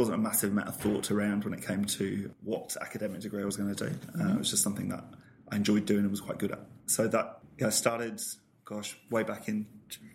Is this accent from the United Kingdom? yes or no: yes; Midlands, United Kingdom; moved away as an adult; also born or lived in north east England / Paris, France / London, United Kingdom; now in Australia; When I was a small child growing up in the Midlands in the UK